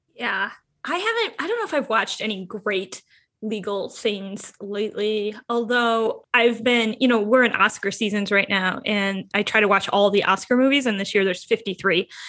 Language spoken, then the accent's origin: English; Michigan, United States; moved away as an adult; now in Chicago, United States; I'm a transplant from Michigan